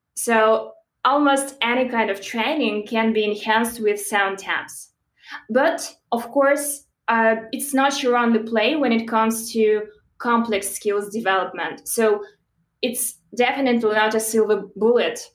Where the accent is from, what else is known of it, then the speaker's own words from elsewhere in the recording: Belarus; moved away as an adult; originally I'm from Belarus, and that's where I started my career